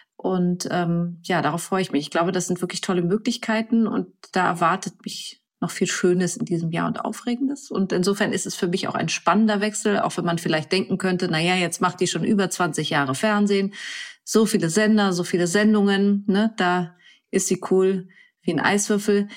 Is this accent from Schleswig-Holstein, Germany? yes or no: yes; near Lübeck, Schleswig-Holstein, Germany; also born or lived in Kiel; ich bin auf dem Land groß geworden, bei Lübeck